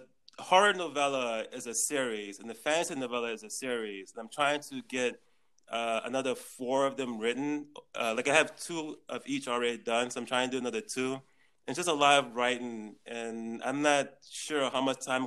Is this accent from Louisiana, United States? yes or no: yes; New Orleans, Louisiana, United States; also born or lived in Atlanta / New York / South Korea; now in Taiwan; I'm actually originally from New Orleans